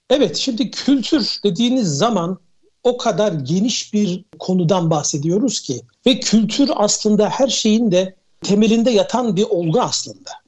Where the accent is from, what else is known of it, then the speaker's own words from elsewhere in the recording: Turkey; also born or lived in Switzerland; bir Türk olarak